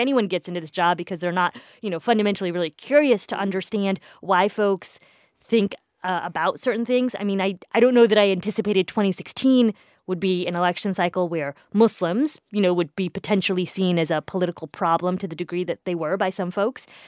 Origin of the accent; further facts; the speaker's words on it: Indiana, United States; moved away; I grew up in the Midwest. I was born in the Midwest. I grew up in the Midwest. I went to college in the Midwest. Um, most of that time was spent in Indiana